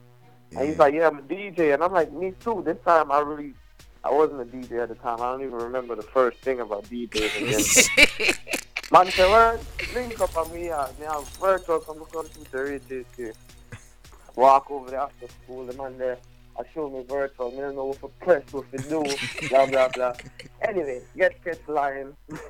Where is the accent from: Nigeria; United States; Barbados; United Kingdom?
United Kingdom; I just like I said, I come from England, but pick up everybody.